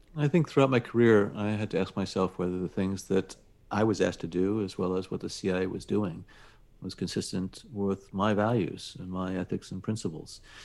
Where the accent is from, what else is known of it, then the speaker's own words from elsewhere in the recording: United States; this wonderful country of ours and never take for granted that we are American citizens